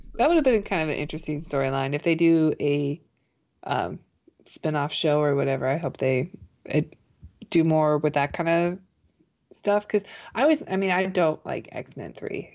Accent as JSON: {"language": "English", "country": "United States", "said": "being an American"}